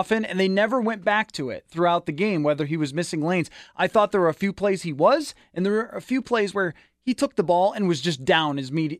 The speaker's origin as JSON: {"language": "English", "town": "Buffalo", "region": "New York", "country": "United States", "tie": "born or raised there", "moved": "yes", "said": "I grew up in Buffalo. That's where I came from."}